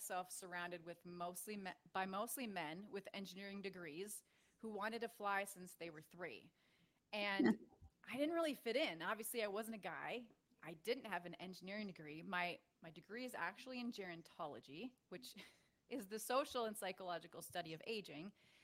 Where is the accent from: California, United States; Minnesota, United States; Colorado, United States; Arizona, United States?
Minnesota, United States; I grew up in Minnesota and I was an athlete.